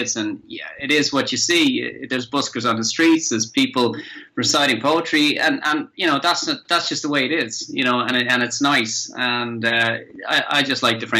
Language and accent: English; Dublin, Leinster, Ireland; now in Cork, Ireland; I'm from Dublin